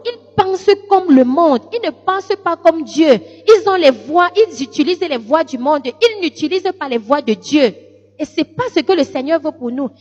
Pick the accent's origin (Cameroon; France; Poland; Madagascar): Cameroon; Lékié, Centre; mes origines euh, d'où je suis venue, c'est, je suis de la Léquier